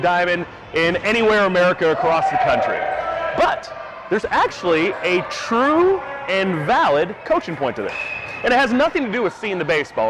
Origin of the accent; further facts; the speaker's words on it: Southern Illinois, United States; I grew up in Southern Illinois